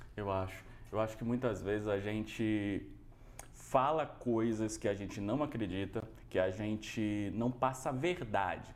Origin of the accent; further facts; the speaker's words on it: Bahia, Brazil; now in São Paulo, Brazil; eu sou baiano, né? Então eu vim da Bahia para São Paulo